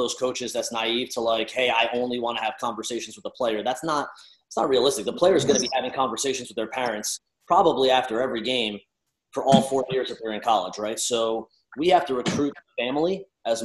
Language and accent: English; New Jersey, United States; I'm Italian from Jersey